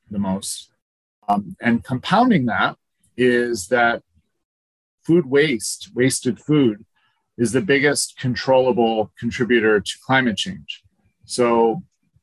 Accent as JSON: {"language": "English", "town": "Scranton", "region": "Pennsylvania", "country": "United States", "tie": "born or raised there", "said": "I grew up near Scranton, Pennsylvania, beautiful Scranton, which is landfill country"}